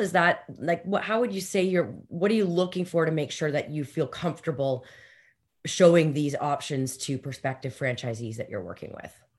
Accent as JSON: {"language": "English", "country": "Canada", "said": "especially being Canadian"}